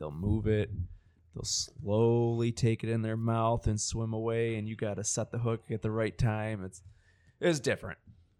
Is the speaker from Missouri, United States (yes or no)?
no; Detroit, Michigan, United States; moved away; I was born and raised in Detroit.